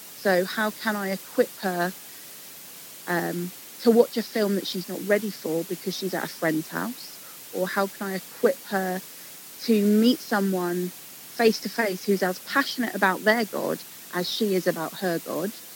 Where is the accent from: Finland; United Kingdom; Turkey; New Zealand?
United Kingdom; England; Growing up in England